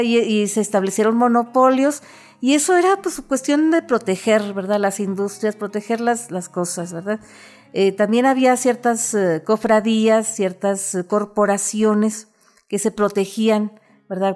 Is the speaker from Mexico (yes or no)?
yes; northern Mexico, Mexico; nuestra esencia, eh, como norteños